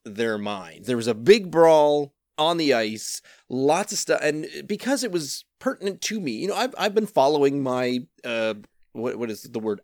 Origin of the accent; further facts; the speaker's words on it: Canada; I am a Canadian citizen, and I grew up not playing hockey